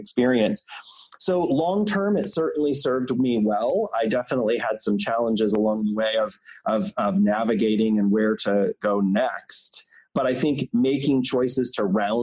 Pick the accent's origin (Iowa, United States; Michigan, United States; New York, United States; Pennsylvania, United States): Michigan, United States; I grew up in Michigan in a small town.